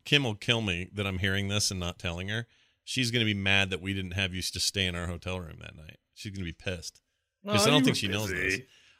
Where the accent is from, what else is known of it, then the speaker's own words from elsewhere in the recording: Canada; I'm a Canadian.